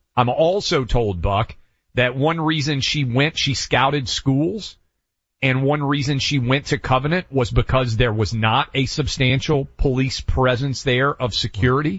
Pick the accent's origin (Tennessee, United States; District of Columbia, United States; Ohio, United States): Tennessee, United States; Nashville; this is my hometown